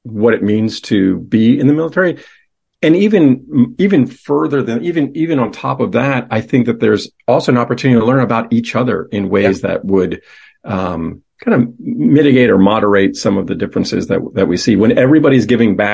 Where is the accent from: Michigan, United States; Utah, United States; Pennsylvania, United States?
Pennsylvania, United States; York; I was born and raised in York, Pennsylvania, home of the peppermint patty